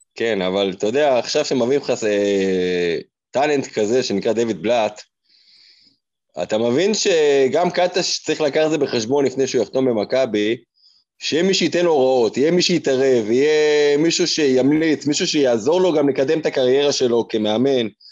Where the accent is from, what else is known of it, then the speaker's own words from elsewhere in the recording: Israel; אנחנו ישראלים